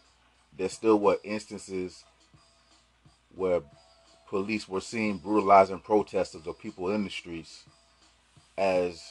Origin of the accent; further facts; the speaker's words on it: South Carolina, United States; I'm from South Carolina